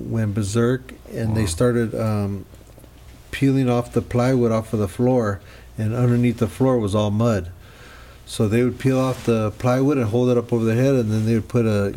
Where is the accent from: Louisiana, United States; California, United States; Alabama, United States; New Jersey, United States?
California, United States; Los Angeles; we're, like, rowdy youngsters from L.A.